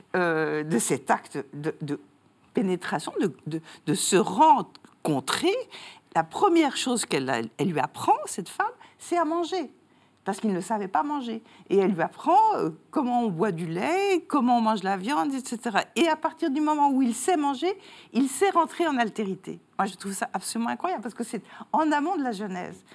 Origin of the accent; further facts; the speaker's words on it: France; now in Belgium; je suis française, mais j'habite en Belgique